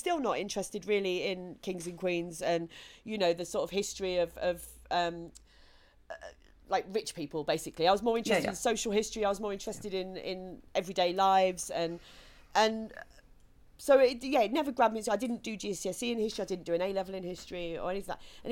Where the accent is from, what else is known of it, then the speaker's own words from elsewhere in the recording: Kent, South East England, United Kingdom; I grew up in Kent where they still have the 11 plus